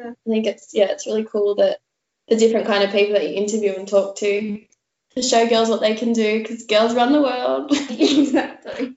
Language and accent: English; Port Macquarie, New South Wales, Australia; also born or lived in Sydney, New South Wales; we decided to move up the coast to Port Macquarie um, and start a new life up there. Um, and yeah, mum and I were really close, did like a lot of traveling and a lot of adventuring, and kind of just tried to live life to the fullest um, up there. Um, yeah, and I went to primary school up there, high school